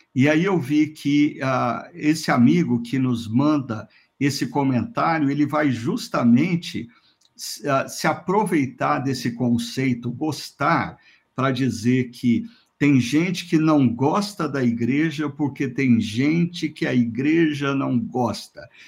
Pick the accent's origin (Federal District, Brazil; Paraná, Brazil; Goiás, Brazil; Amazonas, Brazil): Paraná, Brazil; Londrina; Londrina, minha terra natal